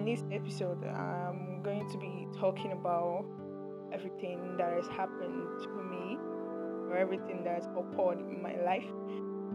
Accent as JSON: {"language": "English", "country": "Nigeria", "said": "it's not been easy being a Nigerian and being a Nigerian student"}